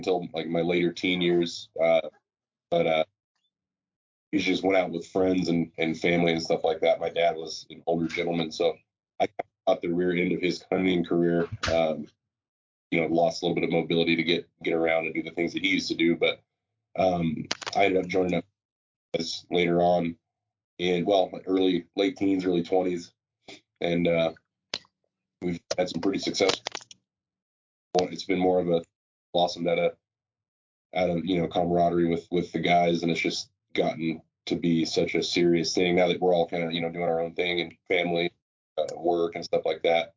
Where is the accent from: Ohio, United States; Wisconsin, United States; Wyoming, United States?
Wyoming, United States; Cheyenne; I'm raised here in Cheyenne in Wyoming